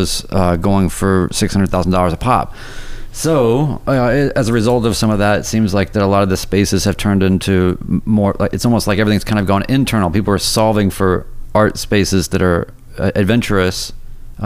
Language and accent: English; North Carolina, United States; also born or lived in New York / Seattle; now in Nashville, United States; I grew up in North Carolina, then went to New York, then went to Seattle, then I came to Nashville